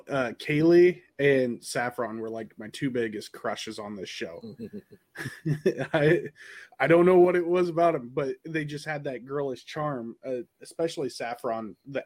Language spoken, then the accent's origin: English; Midwest, United States; being a Midwesterner